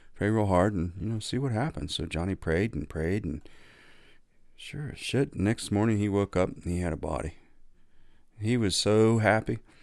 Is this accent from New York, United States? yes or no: no; Lore City, Ohio, United States; growing up in Lower City